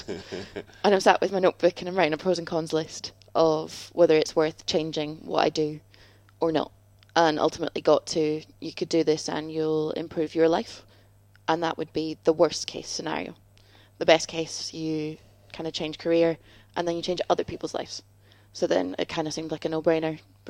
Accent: Scotland, United Kingdom; now in London, United Kingdom; I'm originally from Scotland. Now we're both in London

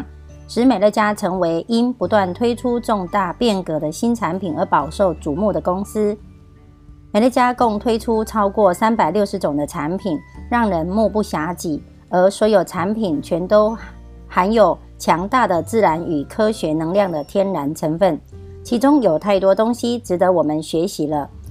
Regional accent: Miaoli County, Taiwan

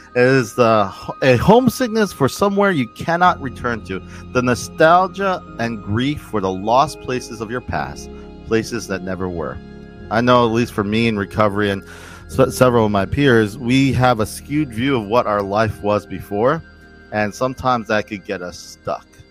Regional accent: New Jersey, United States; I'm from New Jersey, so there's a lot of Italians

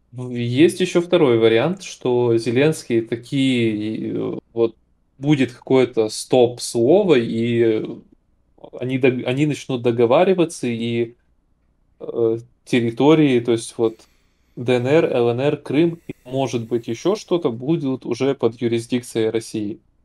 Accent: Ukraine; я этнически русский, как бы, я родился в Украине

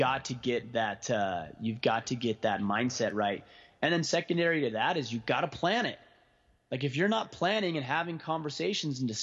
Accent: Southern Utah, United States; my hometown in Southern Utah

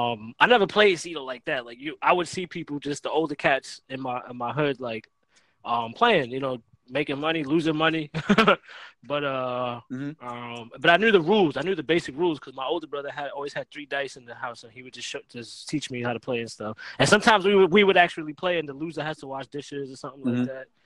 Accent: Staten Island, New York, United States; where I grew up in Staten Island. There was a few Spanish kids, but it was like they play spades.

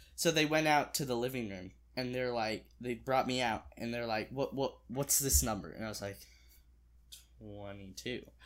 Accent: Springfield, United States; I was born and raised in Springfield

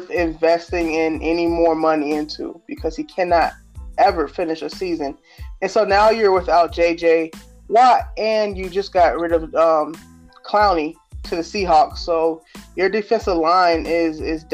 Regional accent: Daytona Beach, Florida, United States; my hometown, Daytona Beach, hometown high school

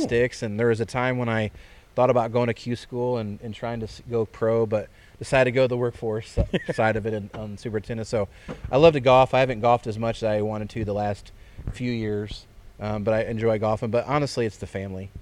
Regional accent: Fairbury, Illinois, United States; I was born and raised in Fairbury.

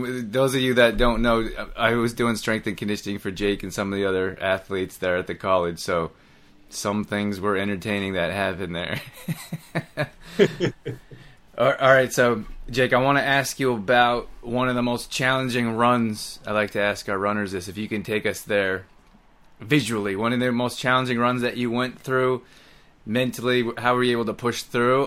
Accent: Alberta, Canada; I grew up in Alberta too

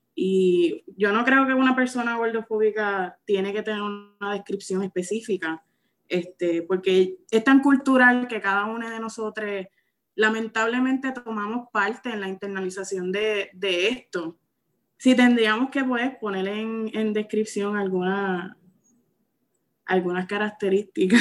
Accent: Santa Isabel, Puerto Rico; Soy natural de Santa Isabel hasta mis 20 años, que me mudé

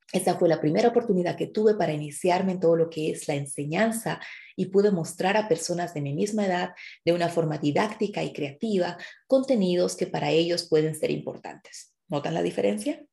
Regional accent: Bolivia; now in Germany; vengo de Bolivia

